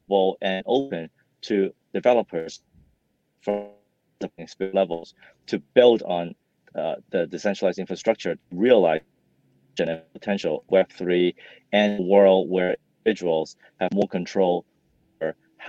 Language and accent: English; Hong Kong; also born or lived in Vancouver, Canada; I grew up in Hong Kong and Vancouver and studied computer engineering while I was an undergrad.